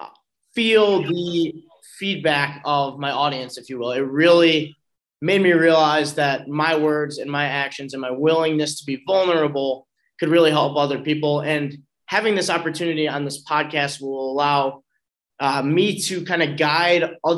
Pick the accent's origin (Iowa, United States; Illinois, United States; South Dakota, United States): Illinois, United States; Glenview; I am from Glenview, which is a northern suburb of Chicago